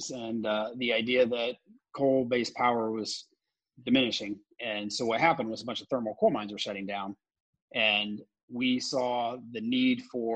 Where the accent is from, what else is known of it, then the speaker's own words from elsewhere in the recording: Indiana, United States; moved away as an adult; also born or lived in New York / Australia; I was also born and raised in Indiana